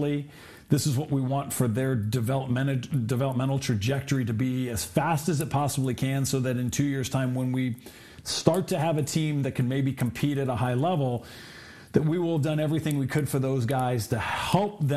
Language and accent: English; Southern California, United States; growing up in Southern California